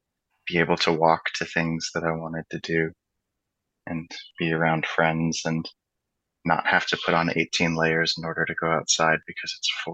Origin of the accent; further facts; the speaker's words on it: central Alaska, United States; now in Denver, United States; I was born and raised in Alaska.